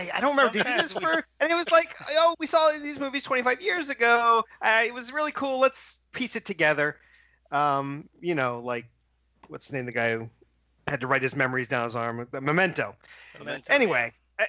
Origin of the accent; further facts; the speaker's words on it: Philadelphia, Pennsylvania, United States; I'm from Philadelphia